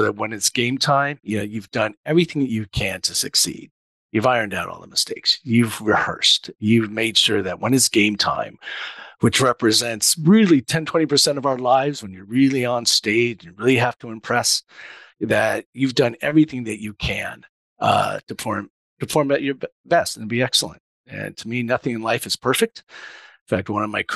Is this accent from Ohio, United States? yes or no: no; Huntington Beach, California, United States; typical Japanese kid growing up in Orange County